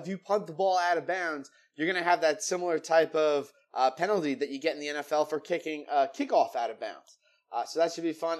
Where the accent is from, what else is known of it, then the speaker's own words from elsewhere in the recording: New Jersey, United States; my home state of New Jersey